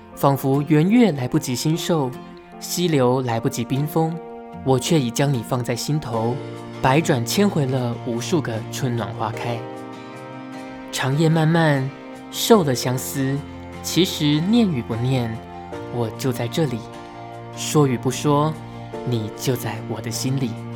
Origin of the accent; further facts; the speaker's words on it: Pingtung County, Taiwan; moved away as an adult; also born or lived in Tainan; now in Taipei, Taiwan; 而且我是屏东人